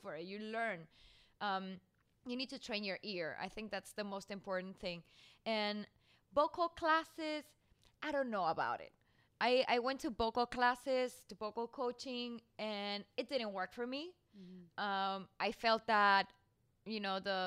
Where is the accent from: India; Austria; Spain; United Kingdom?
Spain; moved away; also born or lived in Mexico; I come from Spain